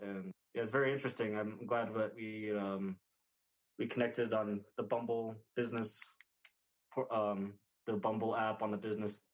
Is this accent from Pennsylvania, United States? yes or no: no; New Mexico, United States; I grew up in New Mexico